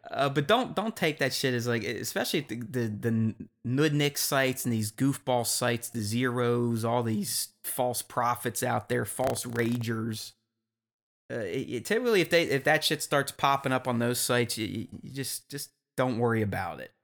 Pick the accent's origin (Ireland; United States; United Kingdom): United States; Pittsburgh, Pennsylvania; a Pittsburgh boy like myself